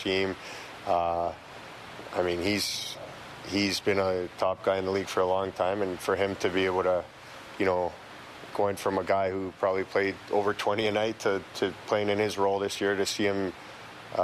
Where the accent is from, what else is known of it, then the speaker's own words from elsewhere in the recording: Toronto, Ontario, Canada; we're both from Toronto and we have our family here and we grew up here.